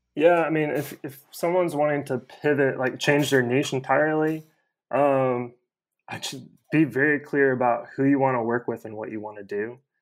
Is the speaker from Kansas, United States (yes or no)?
yes; Kansas, United States; now in Atlanta, United States; I live in Atlanta, um, born and raised in Kansas